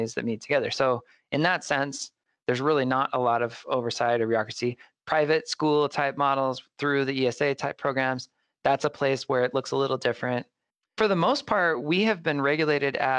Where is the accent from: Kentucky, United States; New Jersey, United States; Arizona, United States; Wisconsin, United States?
Arizona, United States; Mesa; here in my hometown of Mesa